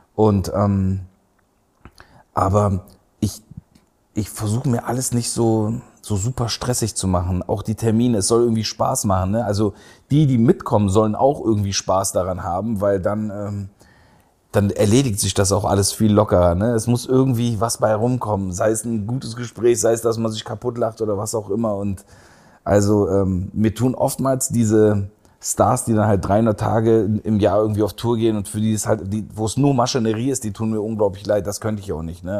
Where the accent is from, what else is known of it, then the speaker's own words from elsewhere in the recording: Berlin, Germany; moved away as an adult; also born or lived in Istanbul, Turkey / Aachen / Heidelberg; in dem Kreuzberg, in dem ich aufgewachsen bin